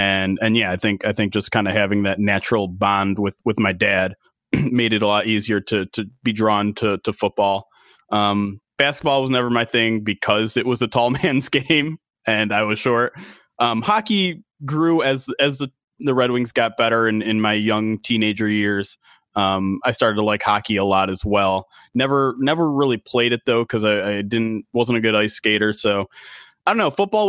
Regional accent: Detroit, Michigan, United States; Well, I'm a local guy. I grew up in Metro Detroit. Grew up a Lions fan from the get go.

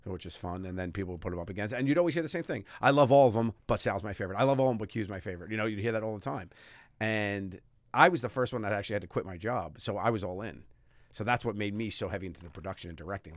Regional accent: New York City, New York, United States; moved away as an adult; I'm from Staten Island

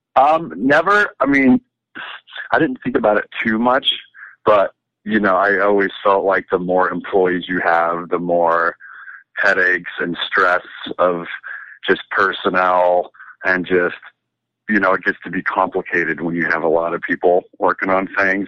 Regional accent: Nevada City, California, United States; also born or lived in Riverside, California / Scripps Ranch, San Diego / Los Angeles; in kindergarten, first grade, I moved up to Northern California in Nevada City, which is um, near Lake Tahoe, in between Sacramento and Lake Tahoe. And that's where I pretty much grew up

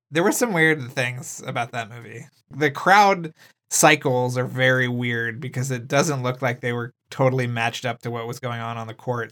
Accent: San Antonio, Texas, United States; like me, was, grew up in San Antonio, Texas

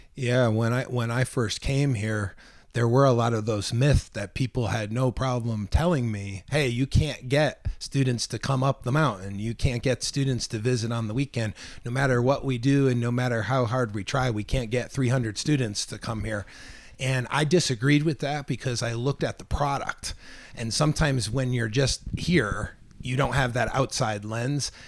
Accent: Milford, Connecticut, United States; moved away as an adult; I was born and raised in Connecticut, in particular Milford, Connecticut.

